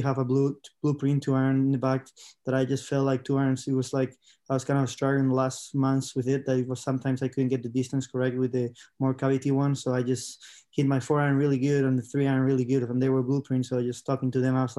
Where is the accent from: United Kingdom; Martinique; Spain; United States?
Spain; I'm from Spain